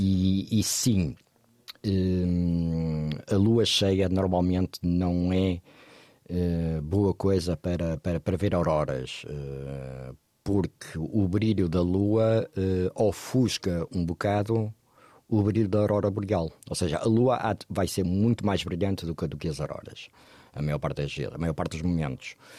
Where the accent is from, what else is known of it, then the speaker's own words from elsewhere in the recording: Porto, Norte, Portugal; moved away as an adult; also born or lived in Lisbon; eu cresci no Porto e comecei a trabalhar no jornalismo do Porto. Toda a minha família é do Porto